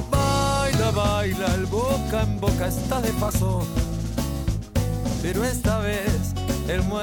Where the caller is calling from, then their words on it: Mendoza, Argentina; definitiva, bueno … de Mendoza